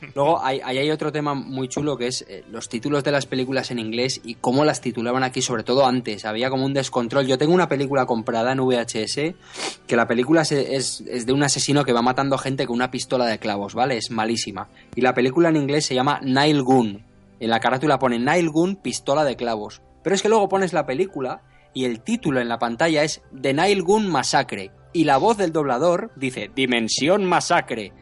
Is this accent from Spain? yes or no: yes; San Sebastián, Basque Country, Spain; yo que soy de San Sebastián